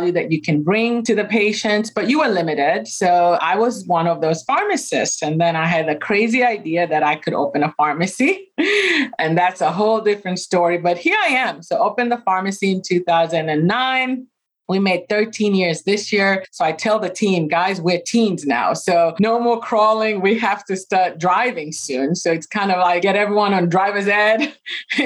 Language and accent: English; Kenya; moved away as an adult; now in United States; I was born and raised in Kenya